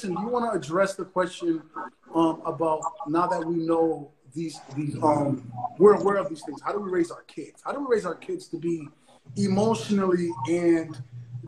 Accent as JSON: {"language": "English", "country": "Haiti", "tie": "born or raised there", "moved": "yes", "lives_now": "United States", "said": "Growing up in Haiti"}